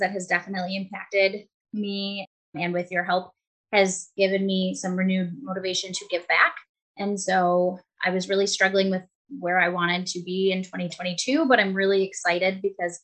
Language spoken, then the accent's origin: English; Buffalo, New York, United States; I'm from Buffalo, New York